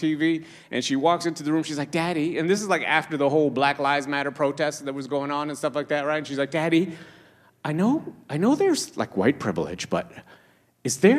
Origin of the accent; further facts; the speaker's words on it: Toronto, Ontario, Canada; also born or lived in Trinidad; I was born in Trinidad, but I grew up in Toronto